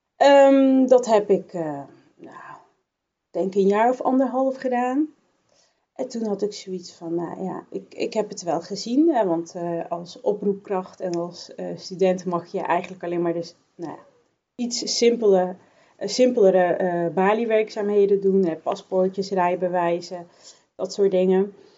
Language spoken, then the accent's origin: Dutch; Bergen op Zoom, North Brabant, Netherlands; now in 's-Hertogenbosch, Netherlands; Ik ben geboren en opgegroeid in Bergen op Zoom, dus de andere kant van, van Brabant.